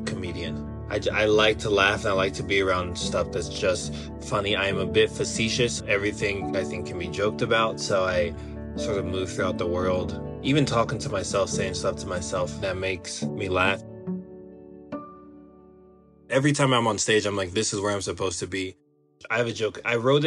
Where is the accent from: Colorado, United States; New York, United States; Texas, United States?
Colorado, United States; Denver; I am from Denver, Colorado, and I live in Denver, Colorado